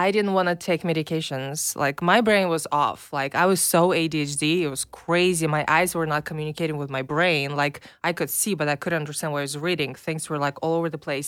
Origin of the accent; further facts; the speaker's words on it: Minsk, Belarus; English is a second language; now in United States; I'm from Belarus. Uh, it's a tiny little country next to Russia.